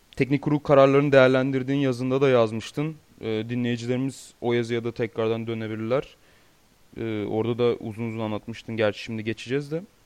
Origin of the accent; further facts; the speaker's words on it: Turkey; bir Türk olarak ve Türkiye'de Amerikan futbolunu seyreden birisi olarak